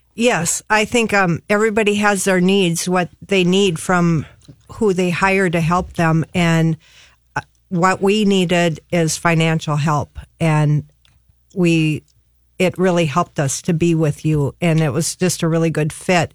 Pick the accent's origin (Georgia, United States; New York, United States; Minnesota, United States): Minnesota, United States; Bloomington; now in Harris, United States; I grew up in Bloomington, and I have a brother and two other sisters